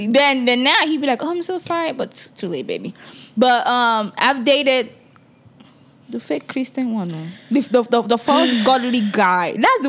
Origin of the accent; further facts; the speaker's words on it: Nigeria; Because I am a Nigerian woman.